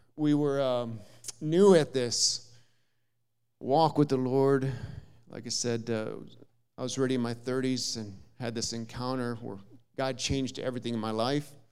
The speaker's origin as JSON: {"language": "English", "town": "Jackson", "region": "Minnesota", "country": "United States", "tie": "born or raised there", "moved": "as an adult", "lives_now": "China", "said": "I was born in Jackson, Minnesota, small little town, thirty-five hundred people"}